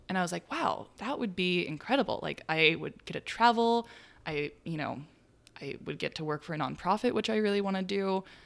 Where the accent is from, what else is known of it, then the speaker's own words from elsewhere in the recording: Chico, California, United States; now in Brooklyn, New York, United States; in Chico, my hometown